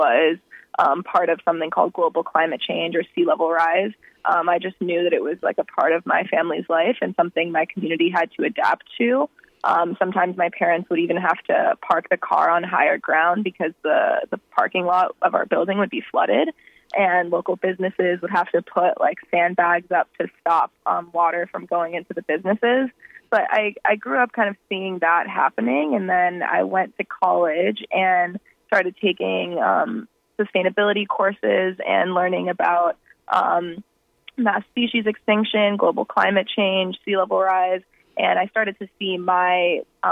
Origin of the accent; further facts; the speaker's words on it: South Florida, United States; moved away as an adult; also born or lived in Fort Lauderdale, Florida; now in Gainesville, United States; I was born and raised in South Florida, and when I was in high school, my family moved to Fort Lauderdale